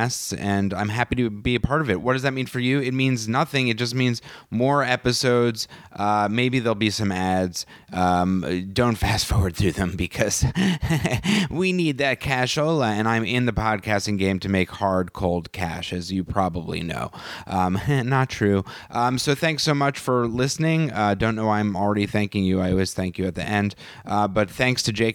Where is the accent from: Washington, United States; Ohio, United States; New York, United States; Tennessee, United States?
New York, United States; Westchester; moved away; I'm from New York, from Westchester